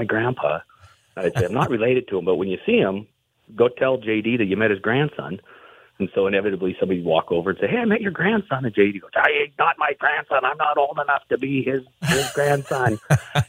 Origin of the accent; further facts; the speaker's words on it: Butte, Montana, United States; I'm from Butte, and so I was fortunate to be born and raised there